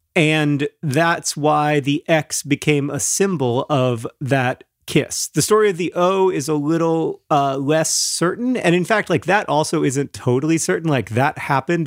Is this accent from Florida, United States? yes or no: yes; Florida, United States; born or raised there; moved away